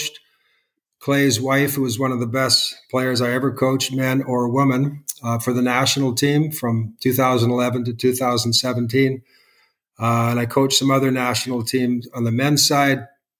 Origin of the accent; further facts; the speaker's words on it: Okanagan Valley, British Columbia, Canada; I was from the Okanagan Valley